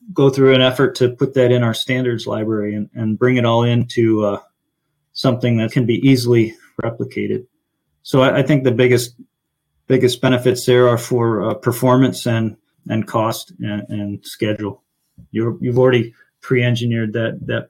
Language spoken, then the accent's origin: English; Finger Lakes, New York, United States; now in Rochester, United States; I grew up in the Finger Lakes